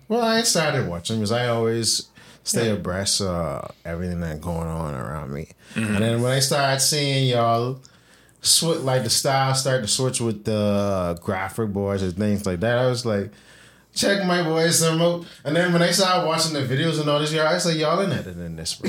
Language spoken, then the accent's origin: English; Bahamas; I was born in the Bahamas